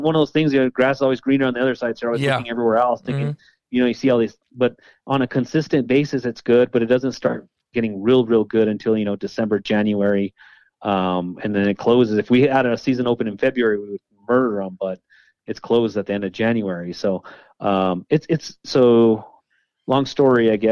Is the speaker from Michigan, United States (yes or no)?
no; New Mexico, United States; I've been born and raised here